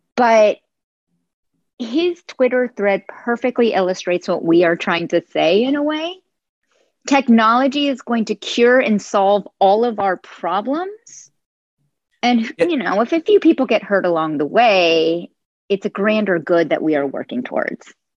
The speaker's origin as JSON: {"language": "English", "area": "Silicon Valley", "region": "California", "country": "United States", "tie": "born or raised there", "said": "I grew up in the Silicon Valley"}